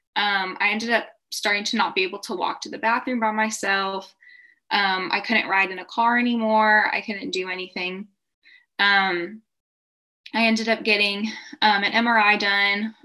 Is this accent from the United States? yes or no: yes; Texas, United States; I'm from Texas in the US